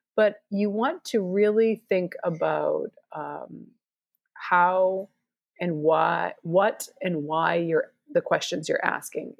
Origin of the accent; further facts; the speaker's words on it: Boston, Massachusetts, United States; moved away; also born or lived in Arkansas; I'm from Boston